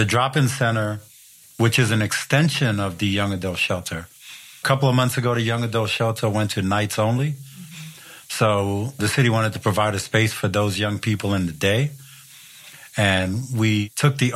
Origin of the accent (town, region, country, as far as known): New York, United States; born or raised there; now in Seattle, United States